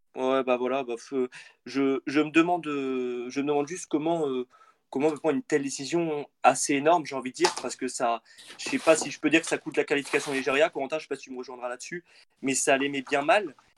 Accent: central France, France; je viens du, du, centre de la France.

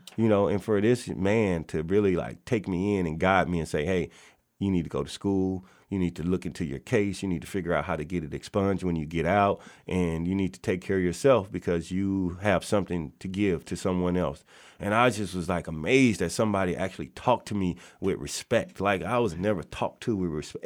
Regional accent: Natchez, Mississippi, United States; now in Kent, Washington, United States; I am born and raised in Natchez, Mississippi

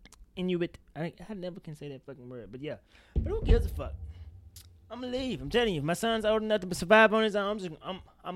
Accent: Mississippi, United States; I'm from Mississippi, Shay.

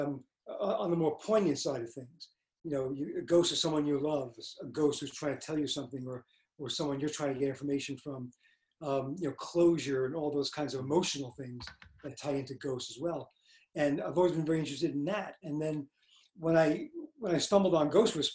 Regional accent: New York City, New York, United States; I grew up in Brooklyn, and there was a big movie theater

